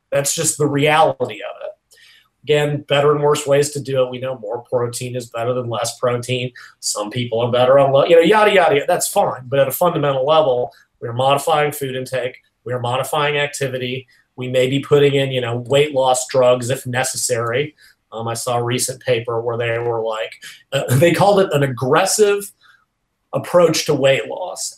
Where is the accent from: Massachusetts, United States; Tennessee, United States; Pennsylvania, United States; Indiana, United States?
Tennessee, United States; Nashville; in Nashville, which is my hometown.